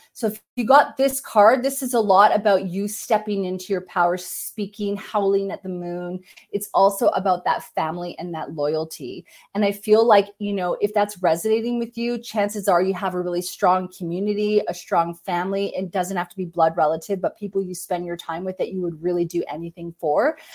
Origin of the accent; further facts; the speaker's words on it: Canada; I'm Canadian